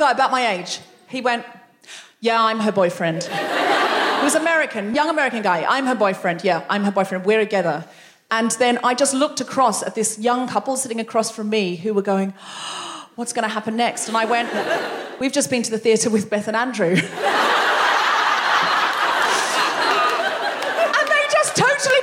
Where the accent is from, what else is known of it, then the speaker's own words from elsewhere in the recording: Australia; moved away as an adult; now in London, United Kingdom; being a young Australian woman from a beach town where people speak to each other